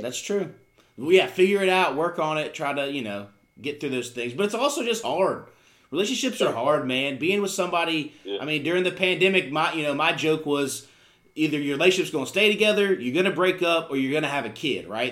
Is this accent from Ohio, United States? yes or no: no; Charlotte, North Carolina, United States; also born or lived in Virginia; we moved here when I was in kindergarten. So even, I mean, I've been here for almost 30 years. I say, I, I mean, obviously I was raised here